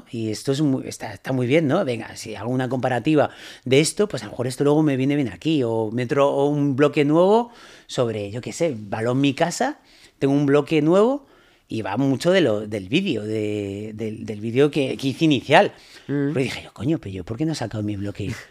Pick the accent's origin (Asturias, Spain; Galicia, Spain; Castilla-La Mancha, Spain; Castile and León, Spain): Galicia, Spain; Ponteareas; llamar a, por la cabina telefónica a la radio de mi pueblo, de, Pontareas, de, o sea